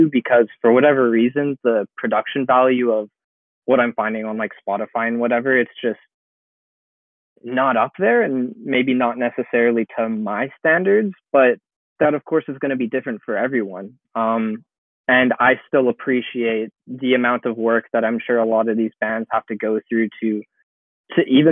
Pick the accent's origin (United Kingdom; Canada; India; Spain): Canada; being a Canadian.